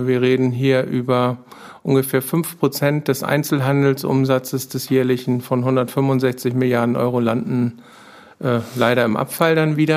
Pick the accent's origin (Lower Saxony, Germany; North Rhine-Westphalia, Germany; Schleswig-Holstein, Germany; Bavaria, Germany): Schleswig-Holstein, Germany; Kayhude; Ich komme aus Kaihude, bin dort äh, aufgewachsen letztendlich